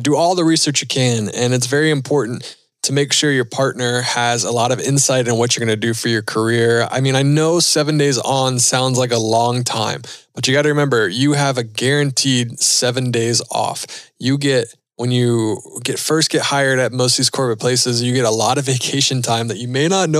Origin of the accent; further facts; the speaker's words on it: Charlotte, North Carolina, United States; I'm from North Carolina. So from Charlotte where NASCAR was born